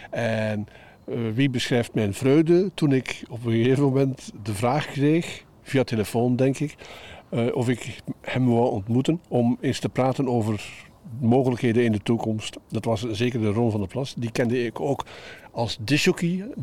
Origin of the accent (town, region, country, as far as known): Katwijk, South Holland, Netherlands